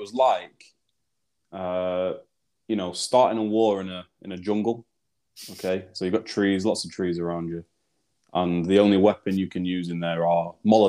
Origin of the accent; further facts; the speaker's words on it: South Africa; I'm actually South African.